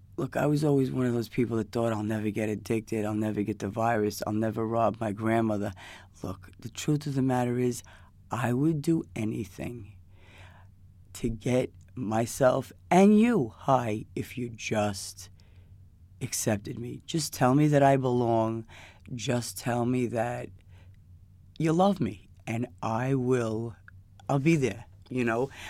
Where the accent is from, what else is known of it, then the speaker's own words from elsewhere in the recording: New York City, New York, United States; I'm from, from New York. I'm from Queens.